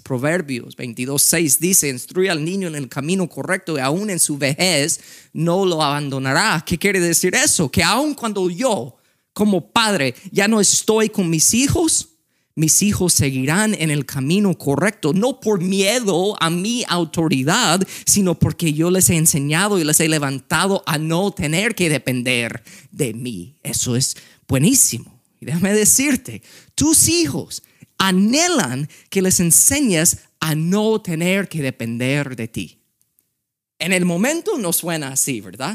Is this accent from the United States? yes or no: yes; United States; Spanish is a second language; como siendo gringo, pero pastor de una iglesia hispana